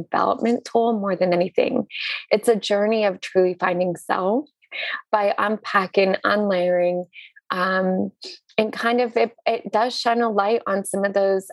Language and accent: English; Northern Maine, United States; I was born and raised in Northern Maine, which is essentially the North Pole, the Arctic.